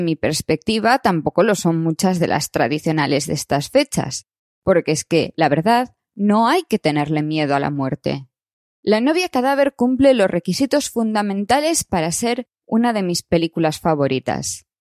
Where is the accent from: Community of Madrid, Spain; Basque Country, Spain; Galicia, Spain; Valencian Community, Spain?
Galicia, Spain; como gallega que soy